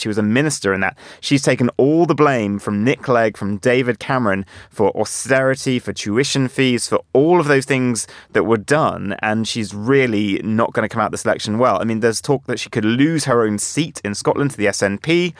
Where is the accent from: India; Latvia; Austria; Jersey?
Jersey; I, I grew up in Jersey